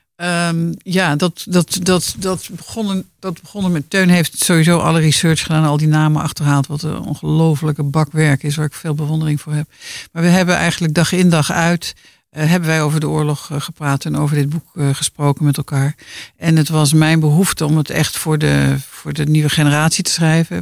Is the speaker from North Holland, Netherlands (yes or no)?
yes; Laren, North Holland, Netherlands; Ik ben geboren en getogen in Laren.